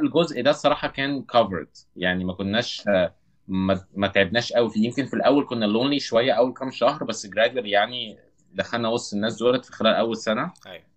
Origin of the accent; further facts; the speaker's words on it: Cairo, Cairo Governorate, Egypt; moved away as an adult; also born or lived in Saudi Arabia; انا اغلب جزء كبير من حياتي في مصر قضيته في المعادي